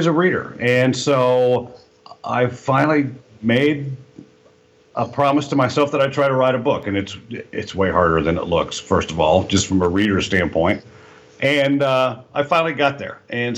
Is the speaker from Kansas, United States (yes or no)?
yes; Kansas, United States; moved away as an adult; also born or lived in Jeddah, Saudi Arabia; I was raised in Kansas